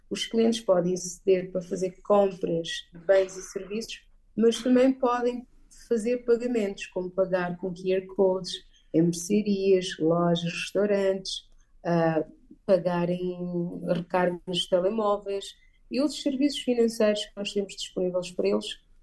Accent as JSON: {"language": "Portuguese", "country": "Portugal", "tie": "born or raised there", "also_born_or_lived": "United Kingdom", "moved": "as an adult", "lives_now": "Angola", "said": "Vivi e cresci em Portugal, onde licenciei-me no Reino Unido, em Salto University, e regressei a Angola em 2014."}